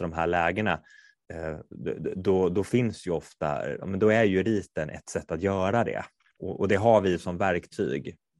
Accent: Kungälv, Västra Götaland, Sweden; moved away; jag är från Kungälv från början, där spelar man bandy

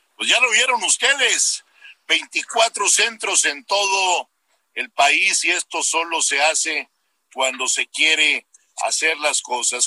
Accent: Mexico; un ser humano mexicano como todos nosotros

